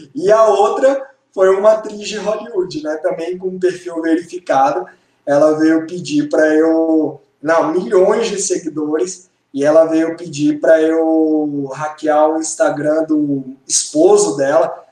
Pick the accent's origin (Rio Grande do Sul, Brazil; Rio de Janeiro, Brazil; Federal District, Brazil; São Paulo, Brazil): Federal District, Brazil; Brasília; eu sou de Brasília